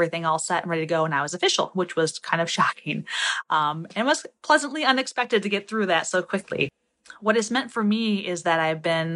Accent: Toledo, Ohio, United States; I'm from Toledo, Ohio

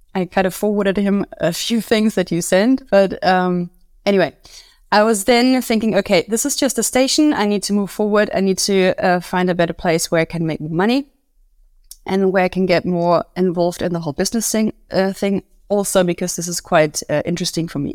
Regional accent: Munich, Bavaria, Germany; also born or lived in London; I'm from Munich and I am a Pilates instructor

